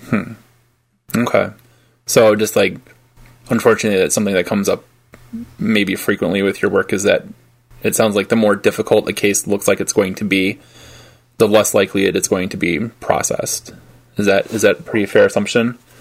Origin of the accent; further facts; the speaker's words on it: Detroit, Michigan, United States; I grew up I grew up outside of Detroit